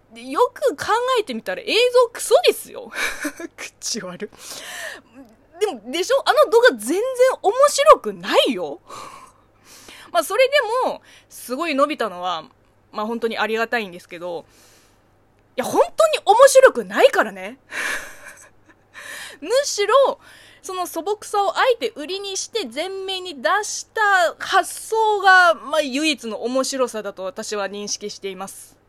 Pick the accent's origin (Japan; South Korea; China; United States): China; Japanese is a second language; moved away; 中国生 まれ中国育ちの私